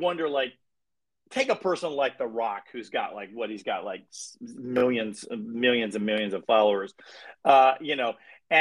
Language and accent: English; Salisbury, Maryland, United States; also born or lived in Baltimore, Maryland; I'm from Salisbury, Maryland, originally